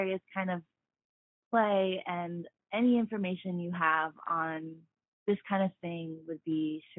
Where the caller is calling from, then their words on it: Bay Area, California, United States; I'm calling from the Bay Area, California.